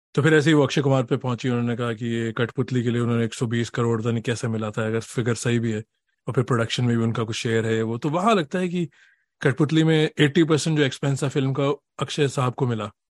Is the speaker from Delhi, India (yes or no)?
yes; Delhi, India; moved away as an adult; now in Boston, United States; मैं दिल्ली से हूँ